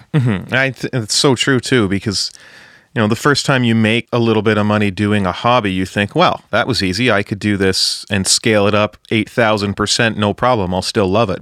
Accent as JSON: {"language": "English", "region": "Ontario", "country": "Canada", "said": "Ontario guy here, a hundred percent."}